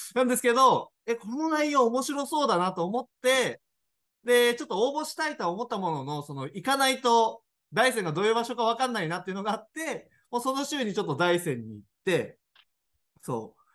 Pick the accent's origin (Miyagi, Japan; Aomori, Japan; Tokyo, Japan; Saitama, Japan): Tokyo, Japan; moved away as an adult; now in Daisen, Japan; 身は東京なんですよ。